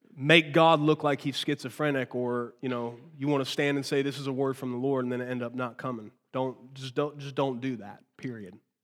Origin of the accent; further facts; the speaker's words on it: United States; I was born here